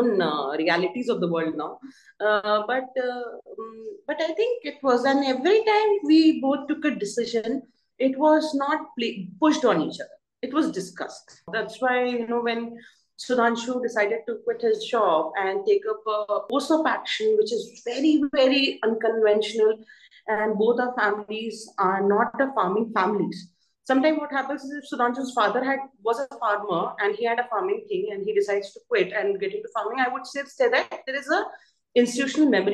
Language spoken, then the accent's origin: English; Bhopal, Madhya Pradesh, India; also born or lived in Mumbai, India; now in Delhi, India; we come from Bhopal. So nothing to brag about, but the houses are big.